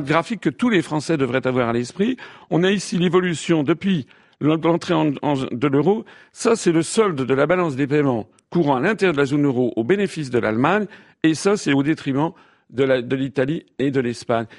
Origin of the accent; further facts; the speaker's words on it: France; Je suis français, je suis père de famille, j'ai un appartement à Paris.